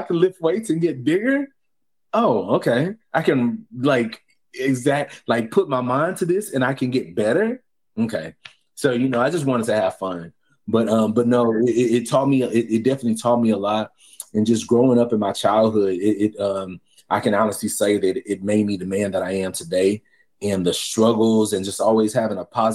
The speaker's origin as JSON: {"language": "English", "town": "Houston", "region": "Texas", "country": "United States", "tie": "born or raised there", "also_born_or_lived": "Bellville, Texas", "moved": "as an adult", "lives_now": "Bridgeport, United States", "said": "I'm from Texas. I'm from Houston. I was born in Belleville, Texas, hour from Houston"}